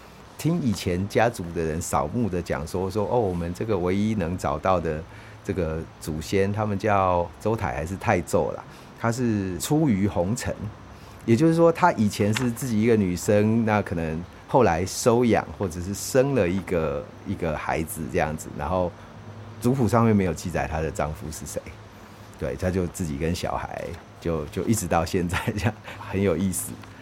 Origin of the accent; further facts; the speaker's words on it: Taipei, Taiwan; moved away as an adult; also born or lived in United States; 我在士林出生，我国小读福林国小，那也在士林那边，然后国中读士林国中，高中我就读中正高中，就是我都是离读离我家最近的学校。大学我去文化大学，都在士林这边